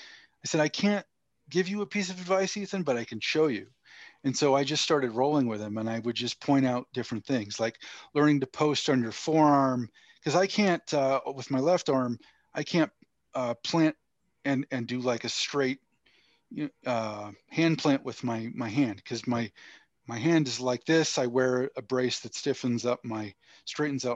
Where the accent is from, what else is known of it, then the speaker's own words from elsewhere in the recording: Northern Maine, United States; also born or lived in Portland, Maine; I'm from Northern Maine originally. I went to high school in Southern Maine